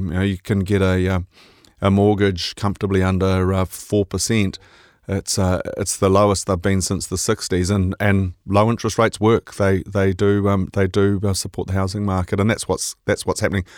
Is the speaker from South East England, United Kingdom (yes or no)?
no; Scotland, United Kingdom; now in New Zealand; being Scottish